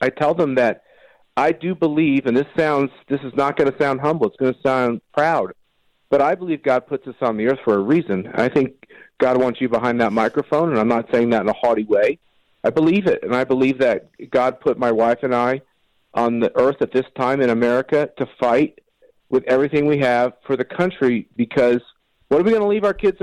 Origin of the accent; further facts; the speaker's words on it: Wichita, Kansas, United States; my hometown of Wichita, Kansas